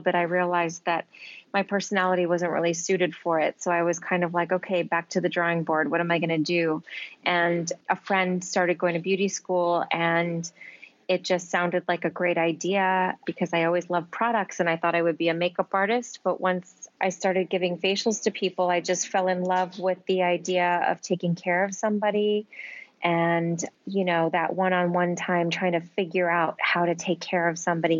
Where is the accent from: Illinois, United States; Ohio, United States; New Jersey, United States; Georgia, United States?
New Jersey, United States; moved away as an adult; now in New York City, United States; I grew up in New Jersey, actually, on the East Coast.